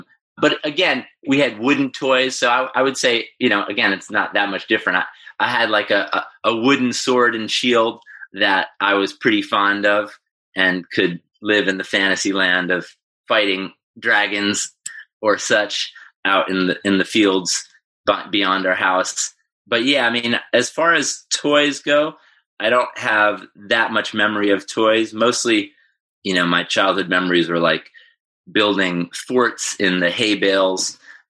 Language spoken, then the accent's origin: English; Ithaca, New York, United States; that was kind of pretty much where I grew up from 2 to 18, was in the same house, sort of in the country outside of Ithaca, New York.